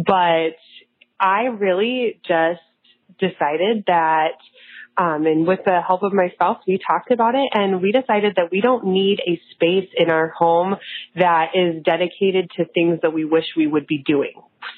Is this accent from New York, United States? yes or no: no; Nebraska, United States